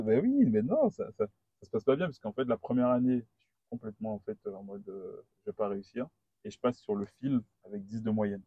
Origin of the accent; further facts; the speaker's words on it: Guadeloupe; moved away as an adult; also born or lived in Paris; je viens de la Guadeloupe